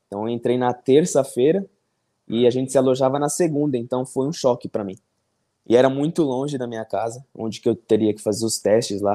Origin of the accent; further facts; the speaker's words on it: São Paulo, Brazil; moved away as an adult; now in Taiwan; Sou de São Paulo, São Paulo, Zona Norte